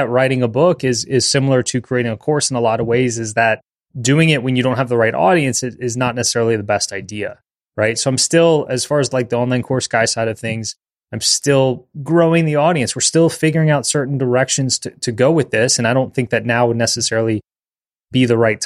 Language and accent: English; New Orleans, Louisiana, United States; born and raised in New Orleans